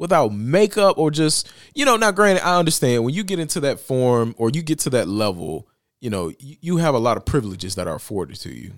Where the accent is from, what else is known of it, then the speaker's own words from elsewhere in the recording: Bessemer, Alabama, United States; my hometown of Bessemer, Alabama